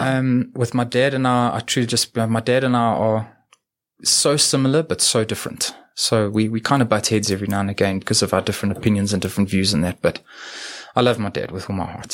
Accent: Edenvale, Gauteng, South Africa; also born or lived in New Zealand; I was born in Edenvale

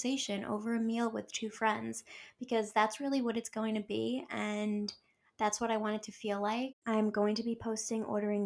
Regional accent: New York, United States; I'm from New York

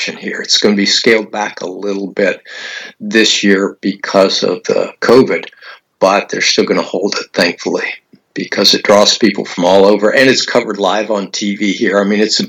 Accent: Oklahoma, United States; now in Clearwater area, United States; my home state of Oklahoma

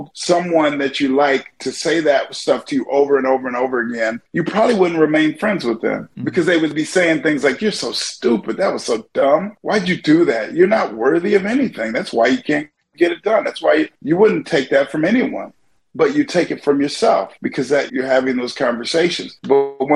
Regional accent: Kansas, United States; moved away as an adult; also born or lived in Long Beach, California; I grew up in Kansas

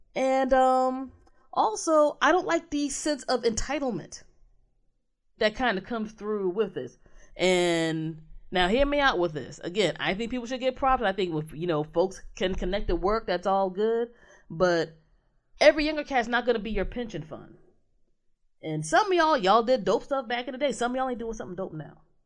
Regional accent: Maryland, United States; my home state

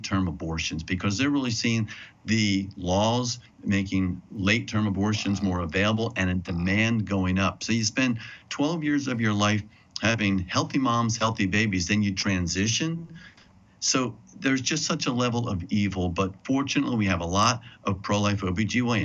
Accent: New Jersey, United States; my home state of New Jersey

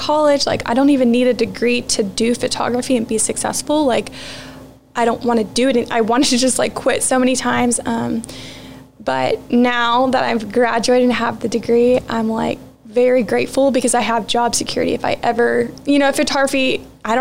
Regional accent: Alvin, Texas, United States; born or raised there; also born or lived in Fort Worth, Texas

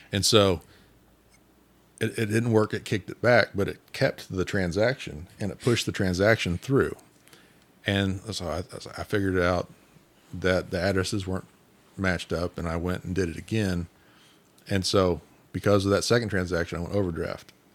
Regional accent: Independence, Kansas, United States; also born or lived in Coffeyville, Kansas; I grew up in Independence

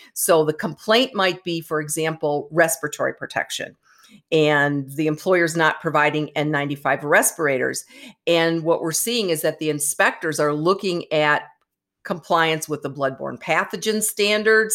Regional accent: Michigan, United States; Michigan, for example, my home state

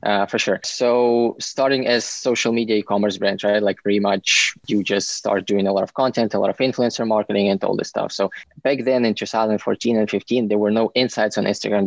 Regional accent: Ukraine; moved away as an adult; now in United States; I'm originally from Ukraine and I came 11 years ago for school

